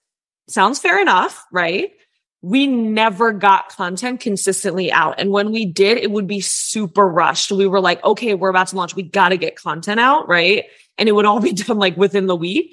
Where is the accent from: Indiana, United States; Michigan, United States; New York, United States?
New York, United States